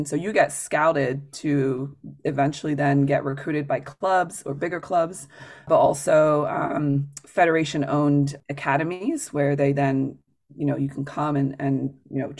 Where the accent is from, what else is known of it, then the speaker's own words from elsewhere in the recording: France; moved away; I grew up in France with a very international family. My mom's from the UK. My father's from South America, actually from Chile.